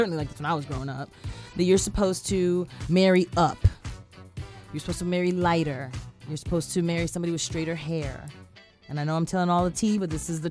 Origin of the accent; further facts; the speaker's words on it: New York City, New York, United States; first language Spanish; English is a second language; I grew up in New York. I'm from Queens